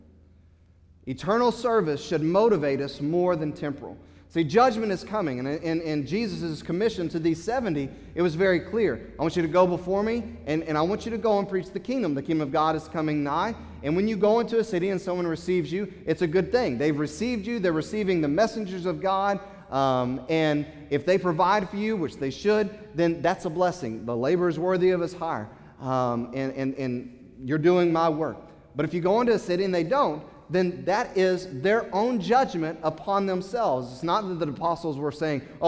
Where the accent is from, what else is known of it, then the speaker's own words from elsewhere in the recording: United States; As American Christians